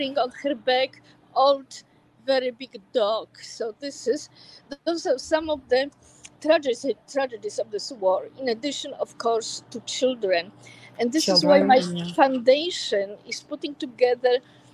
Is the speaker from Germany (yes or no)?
no; Warsaw, Masovian Voivodeship, Poland; also born or lived in California; now in United States; I am a proud American, but I was born in Warsaw, Poland, and I am very proud Polish forever